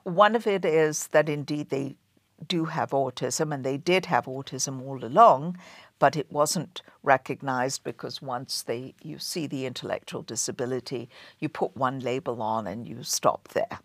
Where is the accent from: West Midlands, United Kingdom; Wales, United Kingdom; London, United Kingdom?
London, United Kingdom; moved away as an adult; now in Boston, United States; I grew up in, and I was born and raised in London